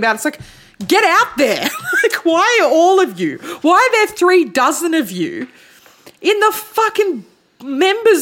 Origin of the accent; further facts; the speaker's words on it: Melbourne, Victoria, Australia; also born or lived in Tasmania; I was 9 years old when I moved from Tassie to Melbourne